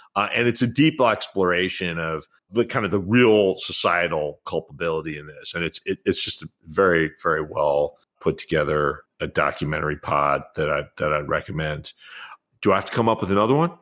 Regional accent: New York City, New York, United States; as a white kid growing up in New York

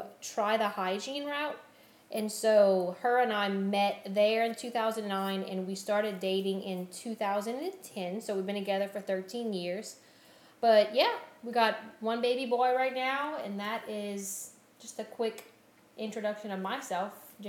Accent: Lorville, Louisiana, United States; Just quick background, I grew up in Lorville, Louisiana, small little town.

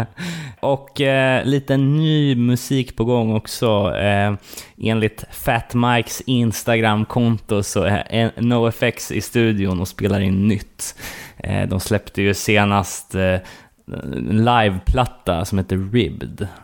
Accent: Sweden; som fördomsfull svensk

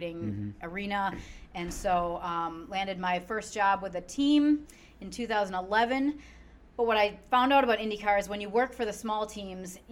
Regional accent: Wisconsin, United States; moved away as an adult; now in Indianapolis, United States; I am originally from Wisconsin, so go Bucky. I grew up. I was born and raised there, and I was there until I turned about 30

